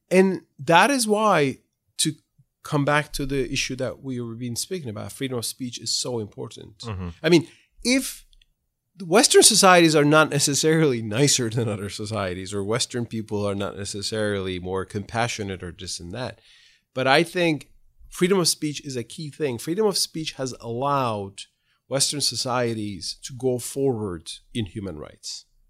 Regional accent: Ankara, Turkey; moved away as an adult; now in United States; as a child growing up in Ankara

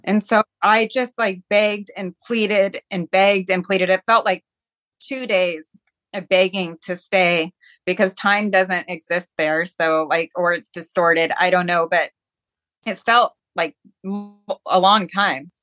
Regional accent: Seattle, Washington, United States; I grew up in Seattle

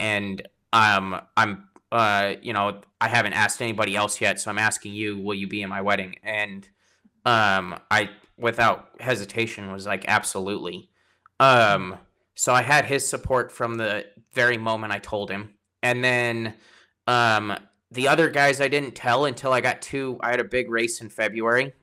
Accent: Colorado, United States; moved away as an adult; also born or lived in San Antonio, Texas; now in Washington, United States; I'm from Colorado originally

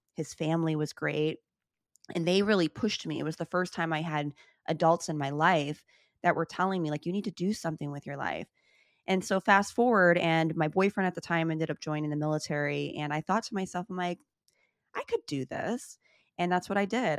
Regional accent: Chicago, Illinois, United States; I grew up in Chicago, born and raised

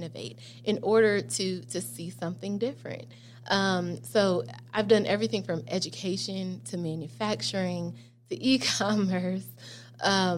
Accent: Chicago, Illinois, United States; moved away as an adult; also born or lived in Atlanta, Georgia / Houston, Texas; grew up in Chicago. I like to say I was born in Chicago, raised in Atlanta, and I grew up in Houston

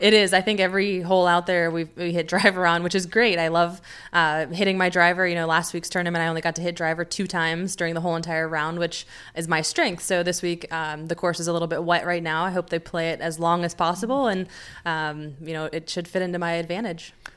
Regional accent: United States; being an American

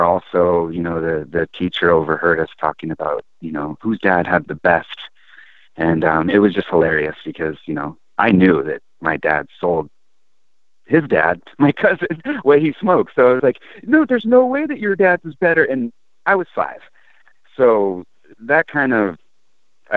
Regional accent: San Diego, California, United States; now in Eugene, United States; growing up as a kid, I'm originally from Southern California, San Diego

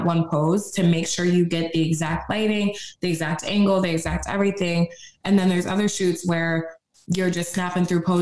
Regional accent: New York, United States; now in Tampa, United States; We're from New York. We talk like that.

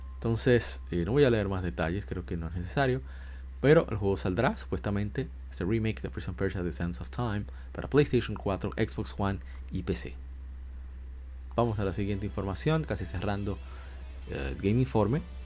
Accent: Dominican Republic; como decimos en mi país República Dominicana

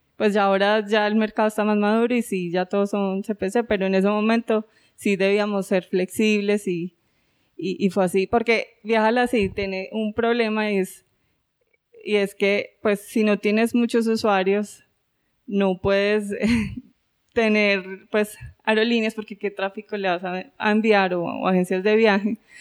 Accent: Colombia; moved away as an adult; also born or lived in France; yo soy colombiana

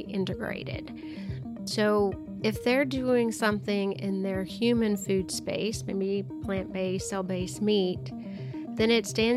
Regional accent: Arkansas, United States; I'm from Arkansas, so we're a big poultry state

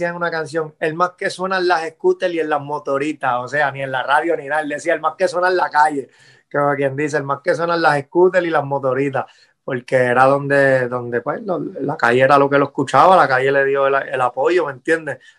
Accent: Puerto Rico; yo siempre, cuando chamaquito crecí en Puerto Rico escuchando todo eso.

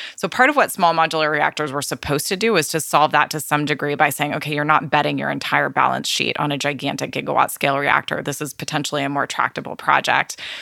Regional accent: California, United States; my home state of California

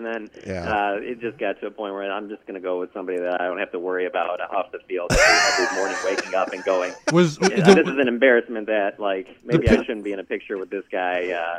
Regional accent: Michigan, United States; Just growing up in Michigan

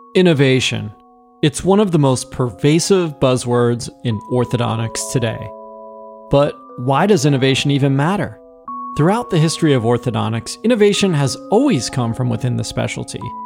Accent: Northeast, United States; Growing up in the Northeast

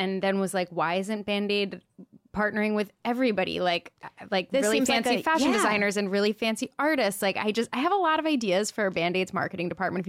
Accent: Wilmington, Delaware, United States; now in New York, United States; I'm from right outside of Philly. I'm from Wilmington, Delaware.

